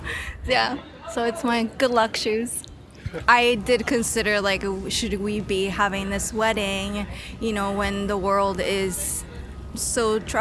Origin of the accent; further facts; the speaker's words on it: Japan; moved away as an adult; now in New York, United States; I'm from Japan.